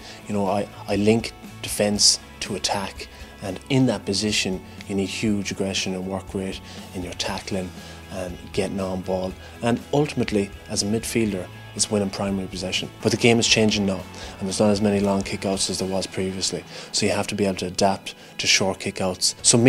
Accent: Charlestown, Connacht, Ireland; I think everybody in the west of Ireland and Mayo, there's no other distractions in Mayo out from Gaelic football. So through my upbringing, GAA was it. Played with Charlestown, which is my local club

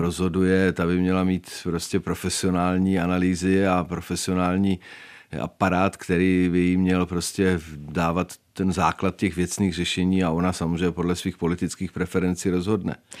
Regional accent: Czechia; My jako Češi

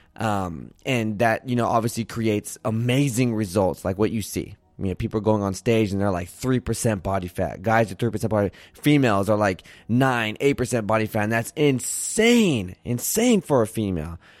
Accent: Santa Barbara, California, United States; moved away; also born or lived in Arizona; I was born in Santa Barbara, California, went to school in Arizona

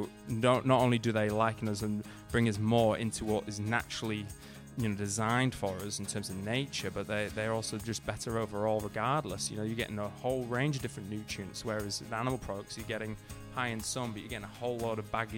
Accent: Huddersfield, Yorkshire and the Humber, United Kingdom; moved away as an adult; also born or lived in Leeds / New Zealand; now in Australia; up, I actually lived in a little town in the north of England called Huddersfield, Yorkshire, and so I grew up in Huddersfield, you know, all my life. Then I went to a university. Once I left, I went to Leeds in the north of England to a university there.

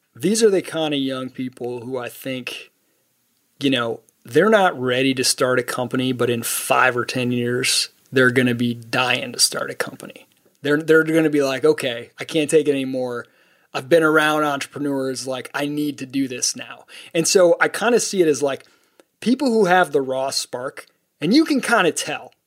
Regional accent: Midwest, United States; the kind of people I grew up with in the Midwest

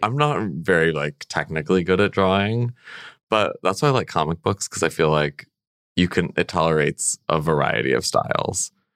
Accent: central Illinois, United States; also born or lived in California / Connecticut; I grew up in central Illinois

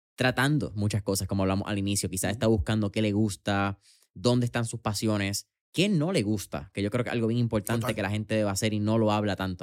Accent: Puerto Rico

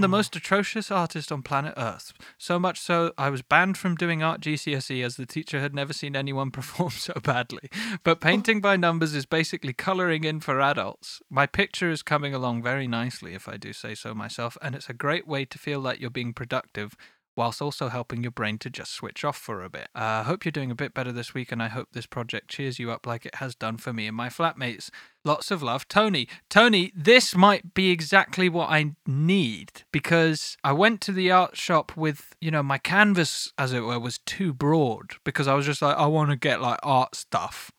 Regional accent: United Kingdom; I am British

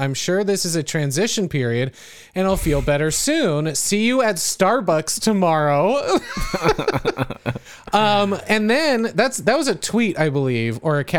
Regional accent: California, United States; Like where I grew up in California, good luck.

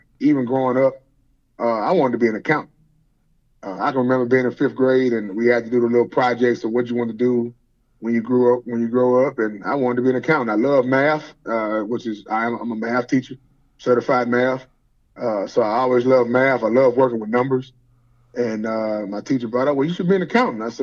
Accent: Houston, Texas, United States; also born or lived in Louisiana; I grew up in Houston. Originally I was born in Louisiana, but literally I was there for 6 months

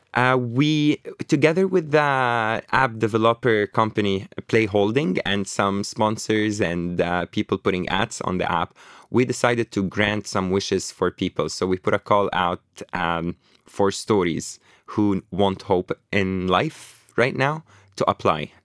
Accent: Beirut, Beirut Governorate, Lebanon; moved away; also born or lived in Toronto, Canada / New York, United States; I was born in Lebanon, in Beirut, in, uh, Burj Al Barajni. I grew up in Burj Al Barajni camp, emigrated to Canada

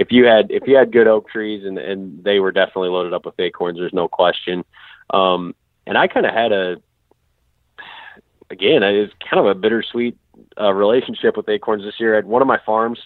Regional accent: Southwest Michigan, United States; now in Western Illinois, United States; I grew up in Southwest Michigan, and there just isn't much terrain there

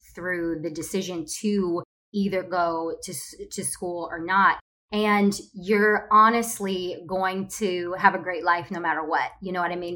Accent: Ohio, United States; moved away as an adult; now in Los Angeles, United States; I am originally from Ohio

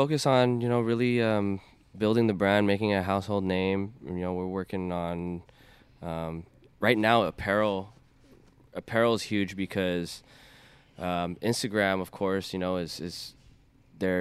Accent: Chino Hills, California, United States; also born or lived in Costa Mesa, California / Orange County, California; I actually stay out in the Chino Hills area right now

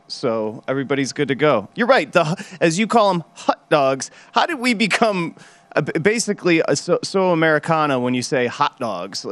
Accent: Midwest, United States; now in New York, United States; growing up in the Midwest

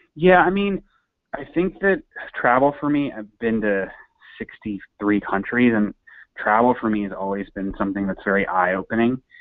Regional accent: St. Louis, Missouri, United States; now in New York, United States; I'm from St. Louis. I born and raised, um, went to college there as well

